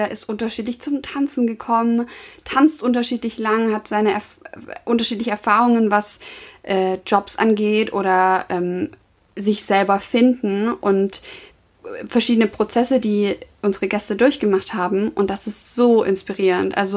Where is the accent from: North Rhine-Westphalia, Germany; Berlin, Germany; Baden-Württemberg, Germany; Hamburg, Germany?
Baden-Württemberg, Germany; Stuttgart; accent: Swabian; weil ich habe extrem geschwäbelt. Ich komme ja aus, aus dem Süden.